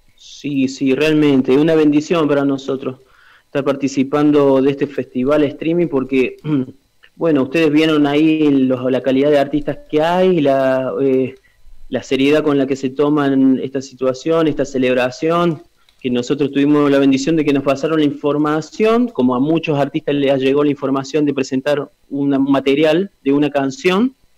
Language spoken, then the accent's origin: Spanish; Villa Mercedes, San Luis, Argentina; En Villa Mercedes, acá en mi origen, acá en mi tierra